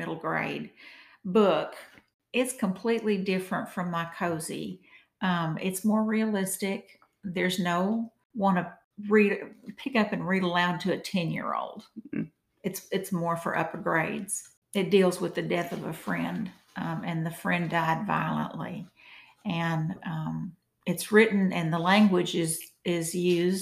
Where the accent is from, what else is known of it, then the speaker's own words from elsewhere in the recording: Walnut Ridge, Arkansas, United States; my hometown, Walnut Ridge